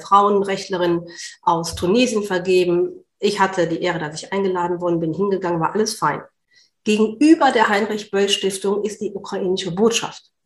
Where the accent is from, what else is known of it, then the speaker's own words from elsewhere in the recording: Berlin, Germany; ich komme aus Berlin